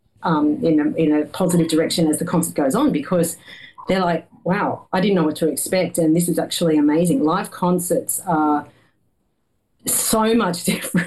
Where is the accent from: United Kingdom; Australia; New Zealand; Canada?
Australia; as an Australian